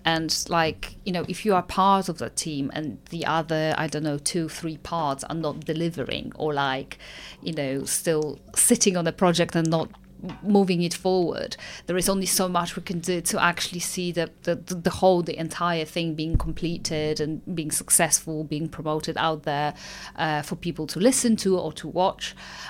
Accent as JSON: {"language": "English", "region": "London", "country": "United Kingdom", "said": "I'm from London and I want to see London music on the charts"}